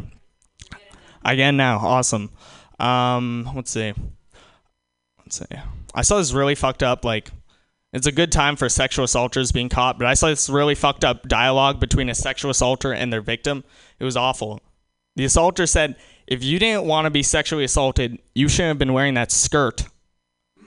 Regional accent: New York, United States; I'm from New York

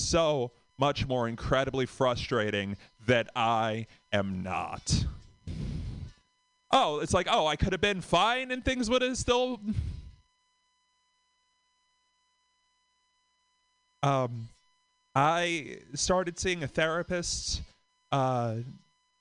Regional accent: Boston, Massachusetts, United States; from Boston

